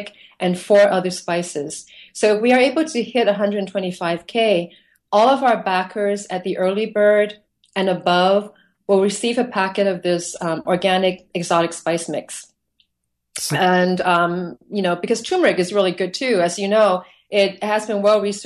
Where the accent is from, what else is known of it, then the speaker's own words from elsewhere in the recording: Hong Kong; moved away; thinking back to my childhood, growing up in Hong Kong and visiting different countries in Asia